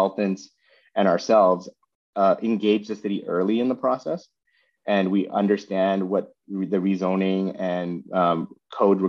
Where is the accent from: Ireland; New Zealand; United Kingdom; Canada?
Canada; Vancouver, British Columbia; moved away as an adult; also born or lived in Seattle; I was born and raised in Vancouver